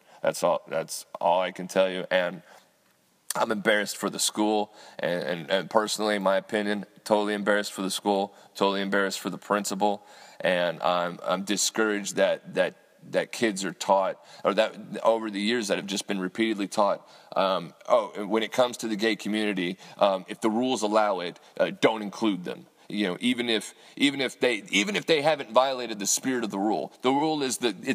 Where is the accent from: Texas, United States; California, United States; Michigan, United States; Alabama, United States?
Texas, United States; Austin; I'm from Austin.